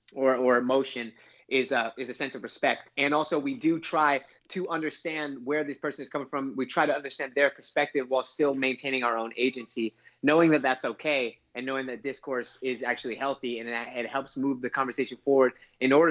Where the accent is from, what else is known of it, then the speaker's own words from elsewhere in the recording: Inglewood, California, United States; I grew up in Inglewood, California